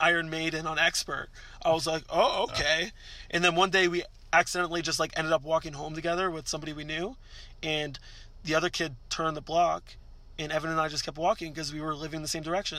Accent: Canada; we're Canadian

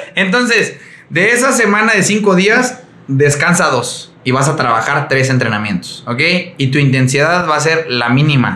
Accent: Mexico; soy mexicano

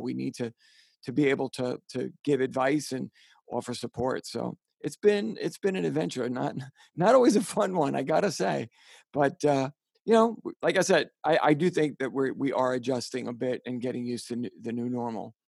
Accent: New York City, New York, United States; accent: Bronx; moved away

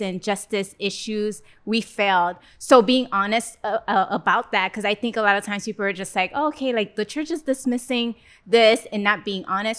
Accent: Haiti; also born or lived in West Palm Beach, Florida, United States; now in Gainesville, United States; I grew up in Haiti before moving to West Palm Beach

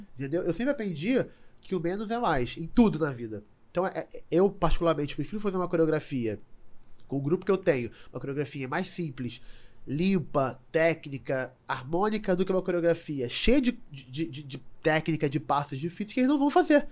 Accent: Rio de Janeiro, Brazil; eu sou nascido e criado em Madureira

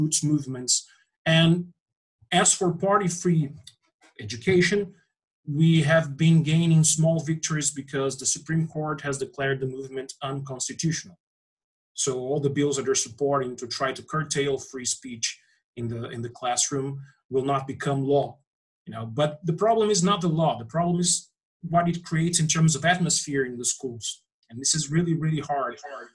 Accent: Brazil; Here in my hometown

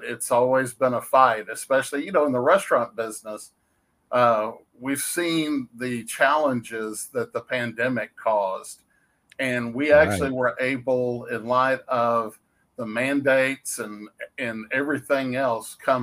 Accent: Dallas, Texas, United States; moved away as an adult; now in Waxahachie, United States; I was born and raised in Dallas

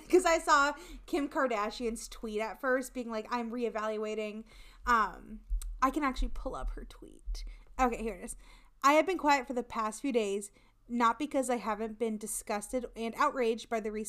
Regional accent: Iowa, United States; accent: Hispanic; I was raised like with a Spanish speaker and so like pronouncing things, and then we're in the middle of fucking nowhere in Iowa

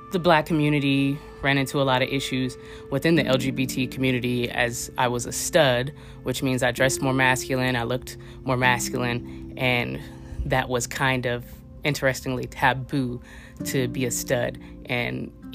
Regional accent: Oakland, California, United States; I'm originally from West Oakland, California, so right across the bay from San Francisco, California

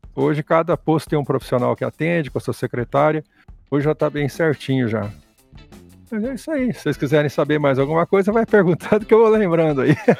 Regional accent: Ribeirão Preto, São Paulo, Brazil; moved away as an adult; also born or lived in Presidente Prudente; now in Andirá, Brazil; eu sou nascido em Ribeirão Preto. Eu fiquei em Ribeirão Preto até uns 18 anos

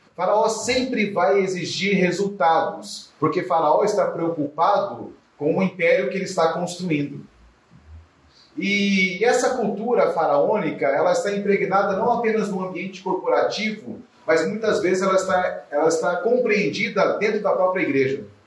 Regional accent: Curitiba, Paraná, Brazil; eu sou de Curitiba, capital do leite quente, né? lá a gente fala porta

